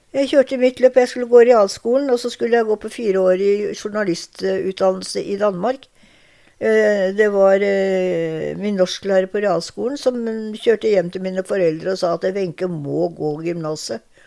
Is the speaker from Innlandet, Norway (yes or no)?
no; Larvik, Vestfold, Norway; moved away as an adult; now in Drammen, Norway; Jeg er født i Larvik. Og oppvokst på et lite tettsted rett utenfor Larvik